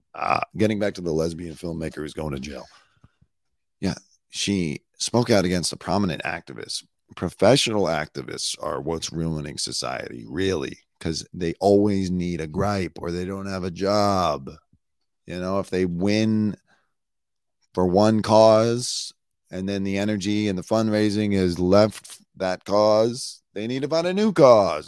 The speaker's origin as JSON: {"language": "English", "country": "United States", "said": "as an American"}